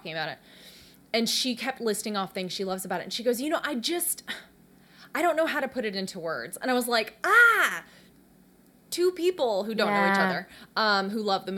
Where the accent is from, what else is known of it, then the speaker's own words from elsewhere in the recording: the South, United States; we're both from the South